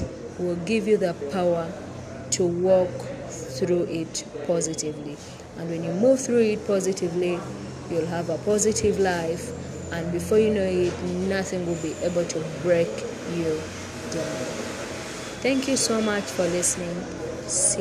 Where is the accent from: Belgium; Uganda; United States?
Uganda; I'm from Uganda and I'm a Ugandan